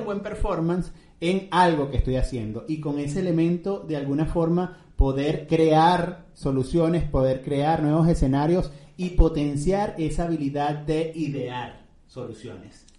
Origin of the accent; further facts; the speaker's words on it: Venezuela; como dicen en mi tierra, en Venezuela